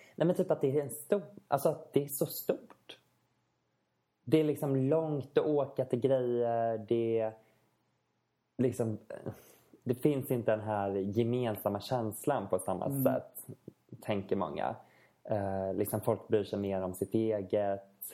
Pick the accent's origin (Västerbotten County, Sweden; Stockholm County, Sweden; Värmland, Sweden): Stockholm County, Sweden; Stockholm; moved away as an adult; now in Västerås, Sweden; Både du och jag kommer ju från Stockholm